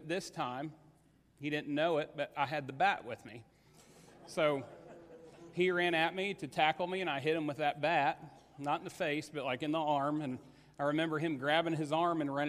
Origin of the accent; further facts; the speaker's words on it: Paoli, Indiana, United States; I grew up in Paoli, Indiana